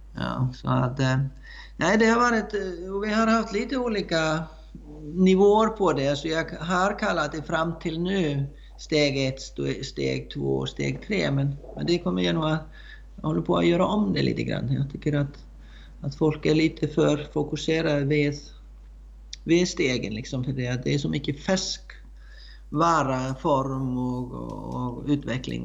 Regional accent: Iceland; Swedish is a second language; moved away as an adult; now in Sweden; jag kommer från Island, eh, från en eh, man kan säga hästfamilj, men växte upp med väldigt, ja, göra väldigt många olika saker som man som man brukade göra på Island

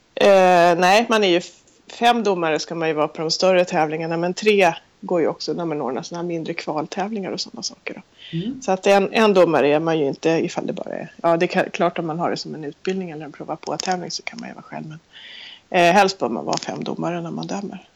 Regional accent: Sweden; vi var två stycken från Sverige

